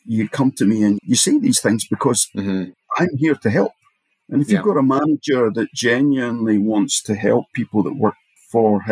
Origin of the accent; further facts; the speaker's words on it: Edinburgh, Scotland, United Kingdom; I come from Edinburgh